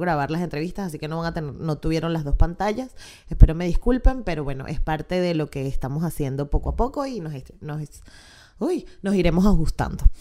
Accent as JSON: {"language": "Spanish", "town": "Chirimena", "region": "Miranda", "country": "Venezuela", "said": "yo soy de Chirimena."}